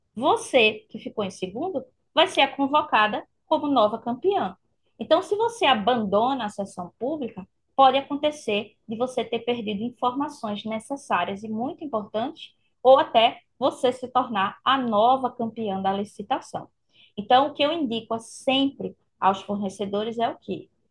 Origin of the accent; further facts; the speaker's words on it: Recife, Pernambuco, Brazil; eu vou estar aqui em Recife né? Mandando esse meu calorzinho aí da minha terra para vocês